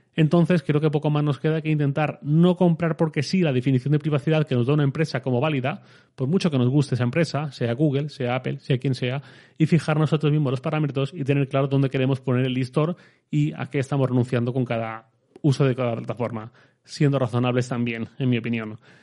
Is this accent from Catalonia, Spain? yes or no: no; Torrent, Valencian Community, Spain; yo soy de Torrent, mi ciudad.